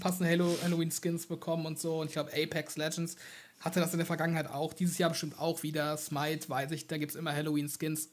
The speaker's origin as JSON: {"language": "German", "country": "Germany", "said": "ich komme ja aus dem Rheinland und äh, auch eher aus dem ländlichen Bereich"}